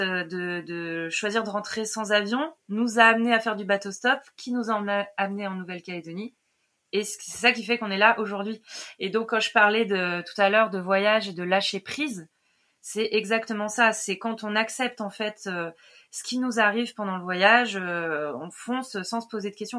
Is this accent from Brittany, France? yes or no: no; Lyon region, Auvergne-Rhône-Alpes, France; moved away; je viens à la base de région lyonnaise